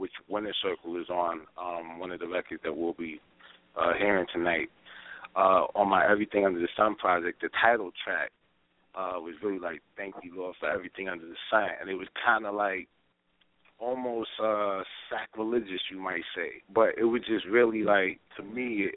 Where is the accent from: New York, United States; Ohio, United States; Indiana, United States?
New York, United States; I'm from New York